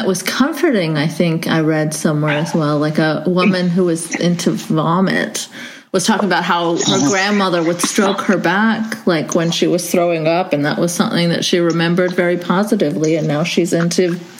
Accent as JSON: {"language": "English", "country": "Saudi Arabia", "tie": "born or raised there", "said": "So because I'm Pakistani origin, but I was raised in Saudi Arabia, we didn't actually mingle with the local Saudis very much"}